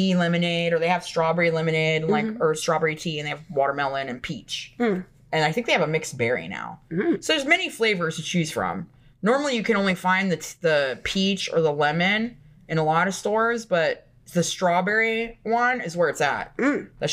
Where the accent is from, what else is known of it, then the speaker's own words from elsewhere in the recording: Florida, United States; I grew up in Florida